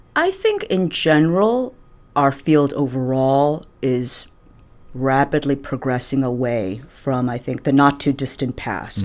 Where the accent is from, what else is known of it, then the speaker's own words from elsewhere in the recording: New York, United States; also born or lived in Michigan / Buffalo; I'm originally from New York